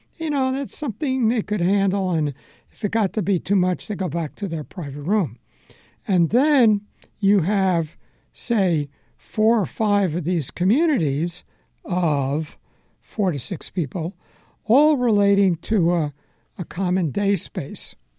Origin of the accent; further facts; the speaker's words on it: Long Island, New York, United States; moved away as an adult; also born or lived in Philadelphia; I grew up on Long Island, spent time in New York City, and I go to school in Philadelphia.